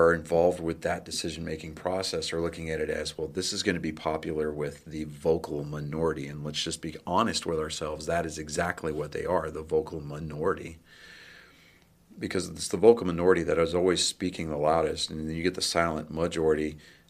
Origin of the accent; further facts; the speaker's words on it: San Diego, California, United States; born there; And because I was born in San Diego, fun fact, I don't claim it, but I was born there. It's no fault of my own. My dad was in the Navy.